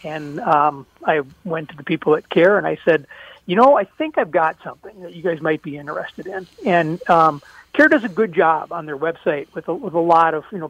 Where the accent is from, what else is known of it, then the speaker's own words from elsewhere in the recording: St. Paul, Minnesota, United States; I mean, growing up in St. Paul, I would always read Don the I. Riley